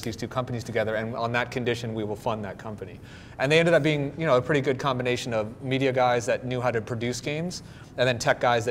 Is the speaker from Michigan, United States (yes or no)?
yes; Michigan, United States; moved away; also born or lived in Southern California; I'm from Michigan originally